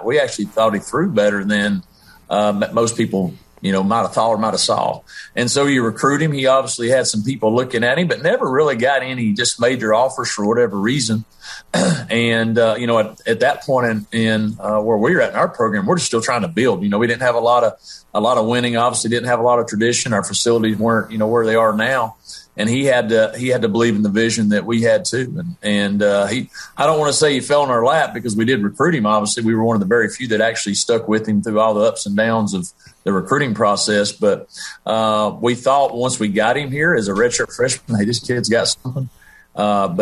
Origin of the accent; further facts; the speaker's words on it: Tennessee, United States; now in Conway, United States; my elementary middle school days growing up in Tennessee